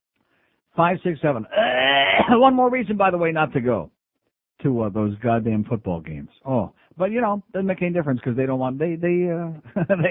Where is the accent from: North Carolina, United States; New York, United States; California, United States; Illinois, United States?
New York, United States; Rochester; moved away